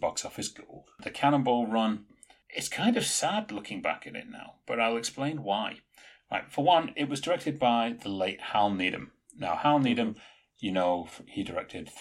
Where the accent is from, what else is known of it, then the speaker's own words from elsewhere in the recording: England, United Kingdom; I'm an English savage